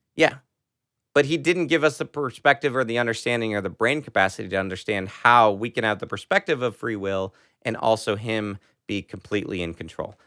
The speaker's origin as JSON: {"language": "English", "country": "United States"}